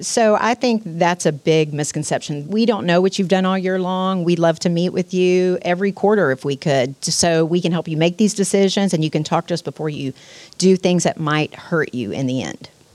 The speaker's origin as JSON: {"language": "English", "town": "Pasadena", "region": "Texas", "country": "United States", "tie": "born or raised there", "also_born_or_lived": "Houston", "said": "I grew up in Pasadena, and I've been all over Houston since then."}